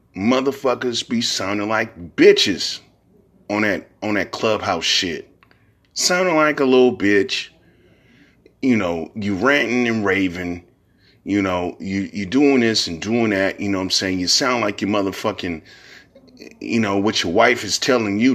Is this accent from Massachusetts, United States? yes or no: no; San Francisco, California, United States; also born or lived in Fillmore, San Francisco; I'm originally from Hunter's Point. Then I moved to Fillmore when I was like ten, eleven years old.